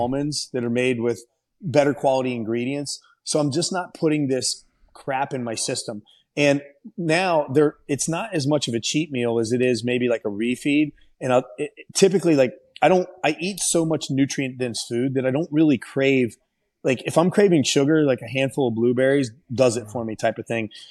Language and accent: English; Ohio, United States; Columbus when, when I fought and won in my home state